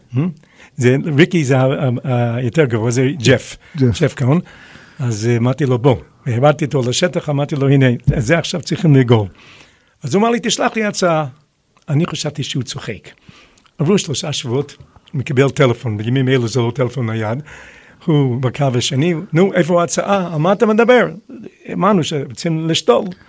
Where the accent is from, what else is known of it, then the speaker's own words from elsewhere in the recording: United States; moved away as an adult; now in Israel; אני נולדתי בארצות הברית, ולמד- ולמדתי בישיבת אוניברסיטה